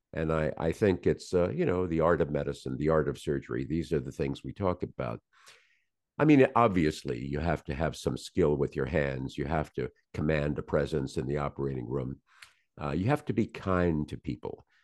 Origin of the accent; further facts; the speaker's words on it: Norfolk, Virginia, United States; I was born in Norfolk, Virginia.